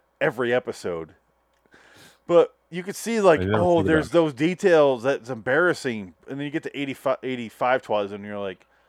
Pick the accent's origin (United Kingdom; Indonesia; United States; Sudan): United States; Midwest; I'm from the Midwest